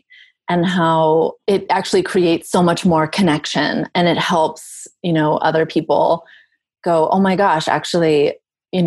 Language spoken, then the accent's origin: English; Southern Virginia, United States; I'm originally from the South. I'm from Southern Virginia.